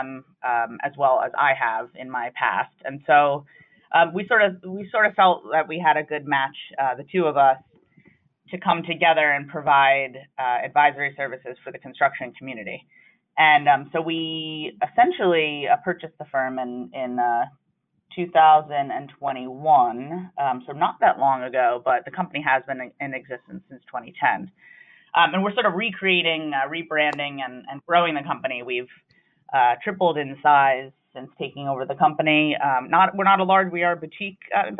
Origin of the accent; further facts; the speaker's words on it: Long Island, New York, United States; I grew up in Long Island, New York